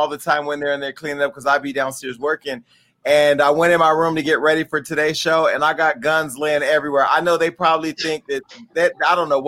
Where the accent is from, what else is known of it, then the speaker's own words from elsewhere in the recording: California, United States; I'm from California